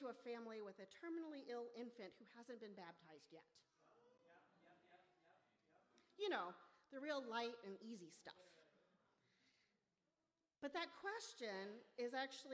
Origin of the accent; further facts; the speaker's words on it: Memphis, Tennessee, United States; moved away as an adult; also born or lived in Ann Arbor, Michigan; now in St. Paul, United States; I'm from Memphis.